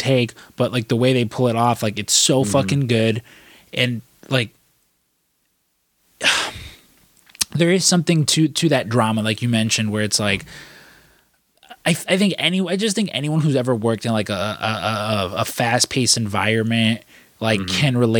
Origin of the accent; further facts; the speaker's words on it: Chicago, Illinois, United States; I grew up in Chicago.